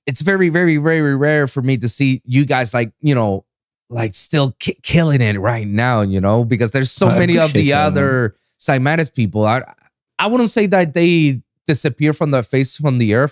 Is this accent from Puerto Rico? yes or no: yes; Puerto Rico; English is a second language; now in Miami, United States; I'm from Puerto Rico